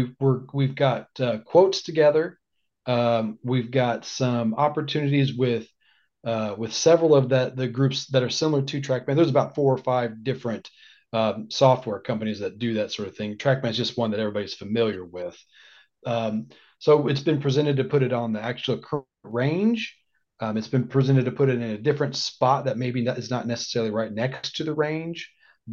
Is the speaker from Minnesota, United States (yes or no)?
no; Danville, Indiana, United States; I grew up in Danville, Indiana, not far from where I'm at now